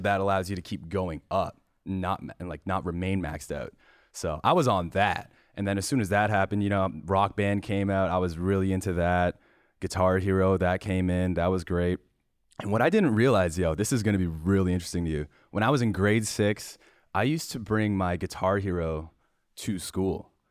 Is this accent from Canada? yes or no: yes; Parry Sound, Ontario, Canada; also born or lived in Shawanaga First Nation; Perry Sound, Canada, but I grew up on a reservation called Shawanaga First Nation